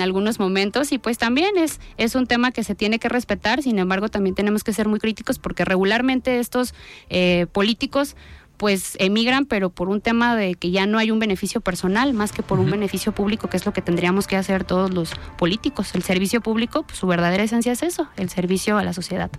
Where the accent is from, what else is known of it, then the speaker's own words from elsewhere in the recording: Tonalá, Jalisco, Mexico; yo nací en Tonalá, conozco las tradiciones de Tonalá